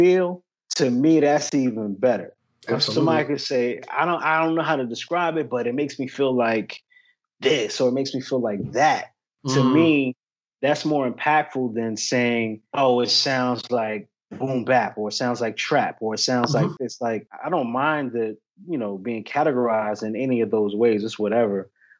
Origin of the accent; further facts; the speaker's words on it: Peekskill, New York, United States; moved away as an adult; also born or lived in Edinboro, Pennsylvania; now in North Carolina, United States; I'm from Peekskill, New York.